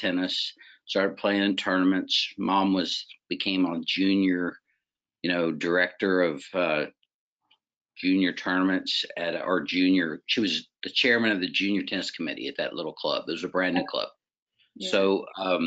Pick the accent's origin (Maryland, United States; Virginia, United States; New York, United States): Virginia, United States; Richmond; born or raised there; also born or lived in Waynesboro, Virginia